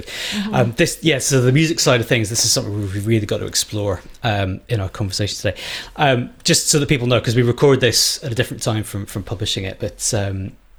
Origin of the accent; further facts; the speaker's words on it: Edinburgh, Scotland, United Kingdom; I'm only from Edinburgh